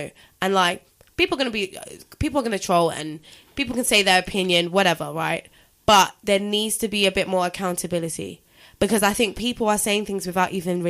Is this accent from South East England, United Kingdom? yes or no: no; London, United Kingdom; I went to secondary school in London.